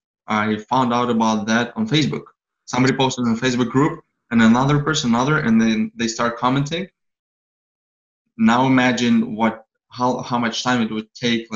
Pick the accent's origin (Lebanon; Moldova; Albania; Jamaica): Moldova; moved away; From Moldova, Eastern Europe.